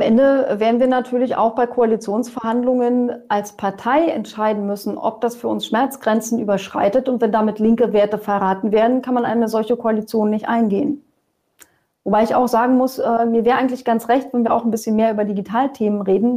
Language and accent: German; Germany; bei uns in Deutschland